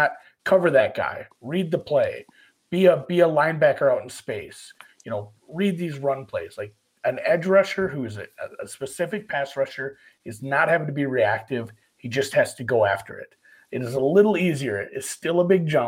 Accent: Minnesota, United States; I'm from Minnesota

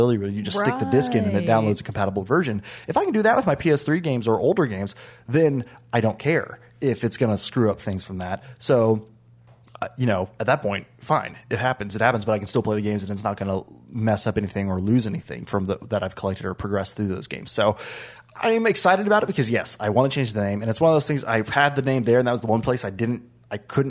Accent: Oklahoma, United States; now in Texas, United States; I'm from Oklahoma

